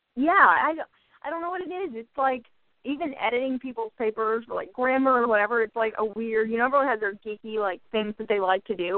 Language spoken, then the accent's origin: English; Atlanta, Georgia, United States; moved away as an adult; now in Washington, D.C., United States; I grew up in the South where football's huge in Georgia and Atlanta